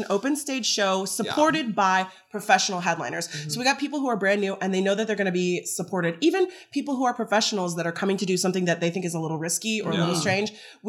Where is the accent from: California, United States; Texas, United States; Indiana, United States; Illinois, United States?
Texas, United States; We had two Floridians, two Texans, me and Arigato